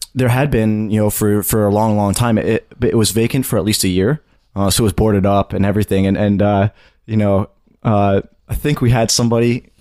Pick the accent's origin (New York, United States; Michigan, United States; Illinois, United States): New York, United States; suburbs of New York City, United States; I'm from the suburbs of New York City